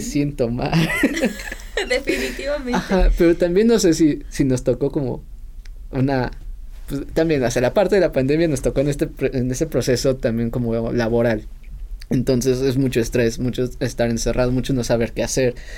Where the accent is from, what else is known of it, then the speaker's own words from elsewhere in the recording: Mexico City, Mexico; cuando estaba eh, de chiquito viviendo en Ciudad de México